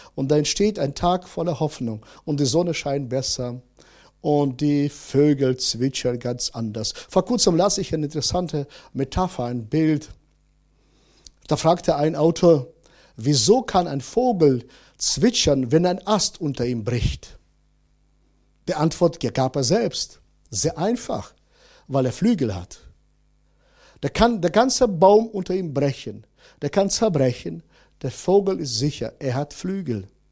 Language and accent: German; Northern Germany, Germany; bei uns in Norddeutschland